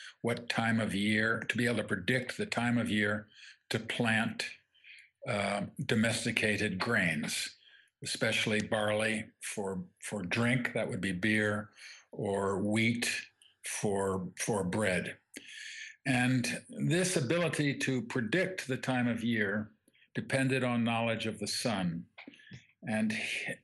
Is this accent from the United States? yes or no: no; England, United Kingdom; I grew up in England